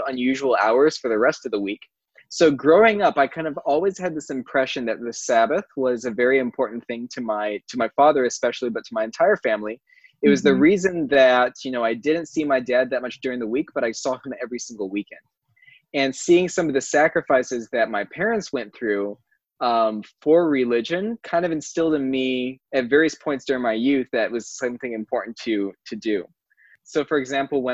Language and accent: English; Wisconsin, United States; moved away as an adult; also born or lived in Orlando, Florida / Michigan / Lebanon; now in California, United States; when I was 5 years old, due to kind of some family health concerns, on my grandparents' side, I moved up to Wisconsin where I grew up.